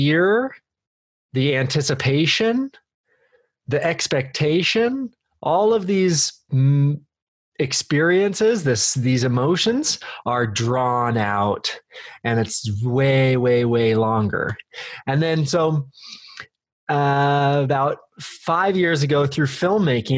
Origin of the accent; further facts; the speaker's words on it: Redmond, Oregon, United States; also born or lived in Bend, Oregon; I was born in Bend and raised in Redmond.